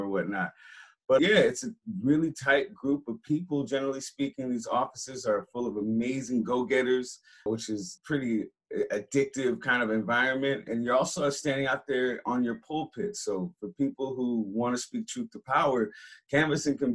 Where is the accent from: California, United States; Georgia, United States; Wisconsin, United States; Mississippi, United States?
California, United States; San Francisco; I grew up in Hunters Point, San Francisco, that spot that's not on the tourist map